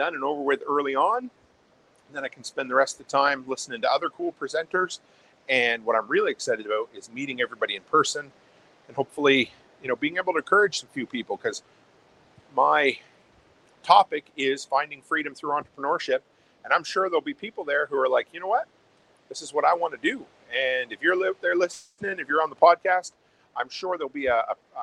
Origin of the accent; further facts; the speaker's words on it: Nova Scotia, Canada; moved away as an adult; now in Alberta, Canada; where I grew up on the East Coast, on the Atlantic Ocean